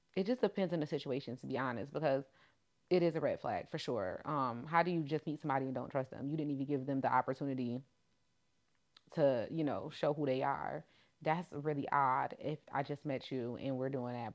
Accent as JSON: {"language": "English", "region": "New York", "country": "United States", "said": "I'm from New York, the trenches and the hood"}